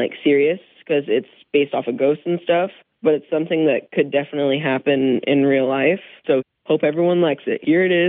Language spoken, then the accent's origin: English; Mill Creek, Washington, United States; I'm from Mill Creek, Washington.